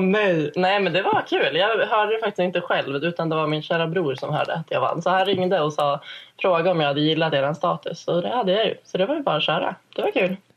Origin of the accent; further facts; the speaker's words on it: Ilsbo, Gävleborg County, Sweden; moved away as an adult; now in Stockholm, Sweden; Jag är från Ilsbo som är en ort med 300 invånare.